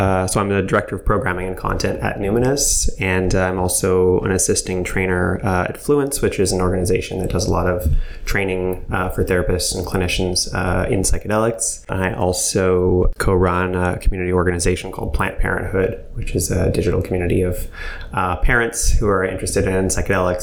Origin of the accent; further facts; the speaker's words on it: Montreal, Quebec, Canada; I'm from Montreal, born and raised